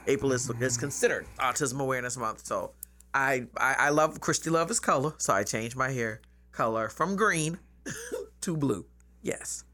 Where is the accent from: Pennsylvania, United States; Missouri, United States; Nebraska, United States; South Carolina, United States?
South Carolina, United States; Charleston; I'm from here, from Charleston. I grew up on James Island.